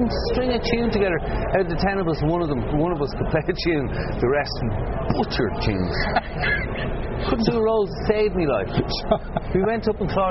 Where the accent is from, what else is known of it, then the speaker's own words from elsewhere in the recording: Dublin, Leinster, Ireland; I grew up in Sandyman